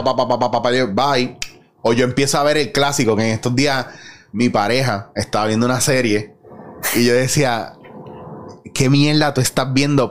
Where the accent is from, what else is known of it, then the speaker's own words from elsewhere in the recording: Puerto Rico; esta amalgama de identidades que tenemos